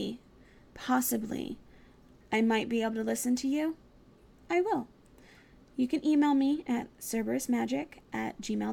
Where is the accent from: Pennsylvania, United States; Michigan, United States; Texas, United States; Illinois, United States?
Texas, United States; moved away; also born or lived in Virginia; in Texas, I lived in the middle of nowhere. There's literally 370-something people living where I used to live. Not 1,000, 370-something people. I come from a very small town